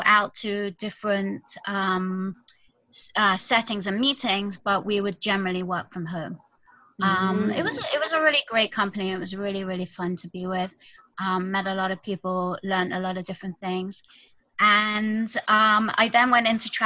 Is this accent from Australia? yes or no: no; United Kingdom; moved away as an adult; now in Jerusalem, Israel; I am from the UK originally, as you can tell from my accent.